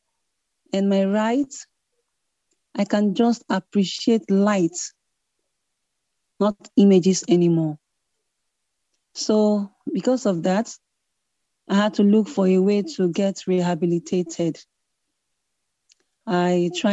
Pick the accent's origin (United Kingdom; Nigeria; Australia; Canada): Nigeria; Port Harcourt, Rivers State; I come from Nigeria. Was born and raised in Port Harcourt, River State, Nigeria